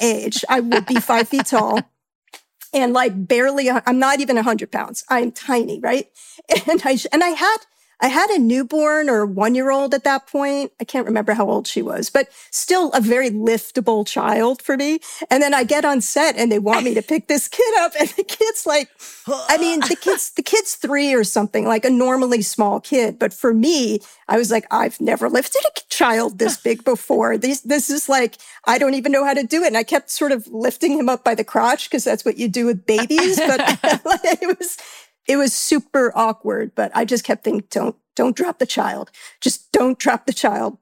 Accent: New York, United States; being a New Yorker

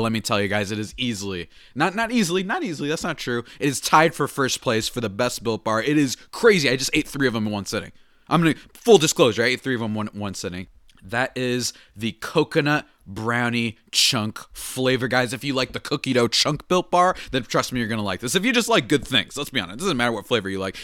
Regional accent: New Jersey, United States; moved away; I'm from New Jersey

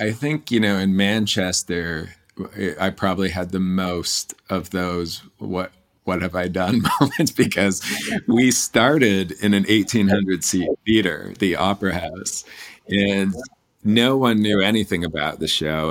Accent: Canada; moved away as an adult; also born or lived in New York; I grew up in Canada

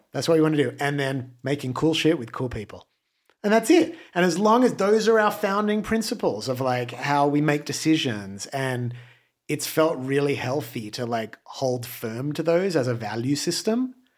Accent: Australia; moved away as an adult; now in Los Angeles, United States; when I first came to LA from Australia

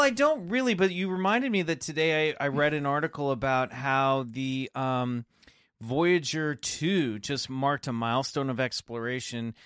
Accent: Kansas, United States; also born or lived in Colorado; growing up in Kansas

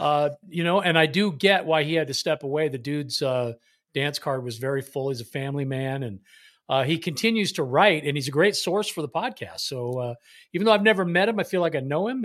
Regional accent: Bay Area, California, United States; I was born in Southern California, but escape the, uh, the clutches of the Angels because we moved up to the Bay Area and never looked back

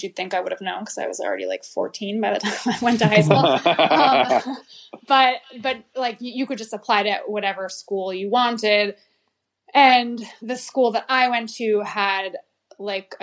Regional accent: New Haven, Connecticut, United States; I grew up in New Haven, Connecticut, and I went to public school my whole life

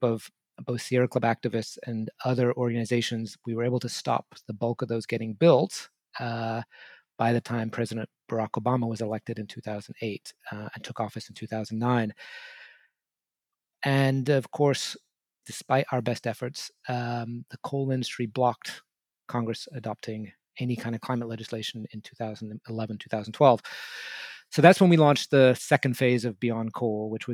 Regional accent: England, United Kingdom; moved away; I grew up in England in the 1970s and early 80s

